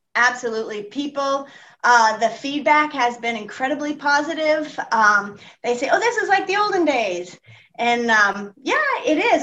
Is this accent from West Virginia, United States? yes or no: no; Texas, United States; also born or lived in Greece / Florida / French West Indies / France; now in Hull, United States; I grew up in Texas